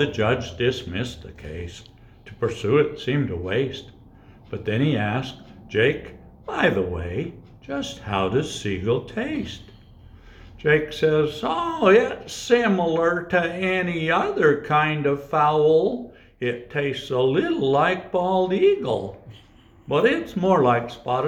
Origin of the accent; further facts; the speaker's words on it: northern Utah, United States; also born or lived in Moab, Utah; I grew up on a ranch, a mink ranch, in northern Utah